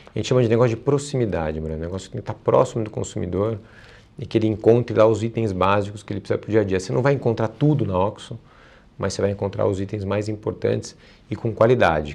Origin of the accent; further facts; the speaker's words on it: Brazil; como brasileiro